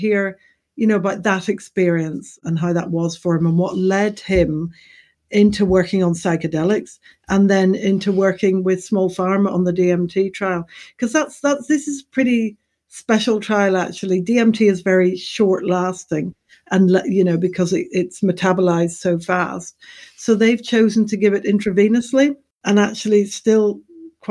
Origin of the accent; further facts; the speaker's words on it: Ireland; also born or lived in Manchester; now in United Kingdom; Being Irish